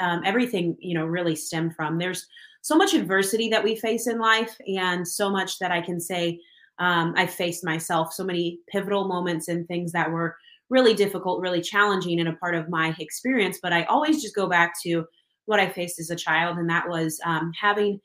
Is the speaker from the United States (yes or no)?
yes; Kansas City, Kansas, United States; I am from Kansas City. Kansas, on the Kansas side, and I've been here my whole life.